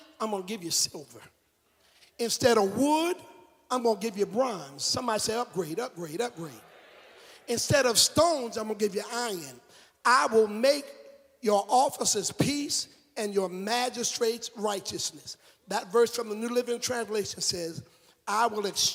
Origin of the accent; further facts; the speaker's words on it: South Carolina, United States; I'm from South Carolina. I'm from down by town.